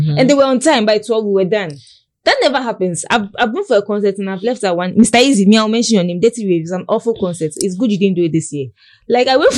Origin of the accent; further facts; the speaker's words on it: Tema, Greater Accra, Ghana; I grew up in Tema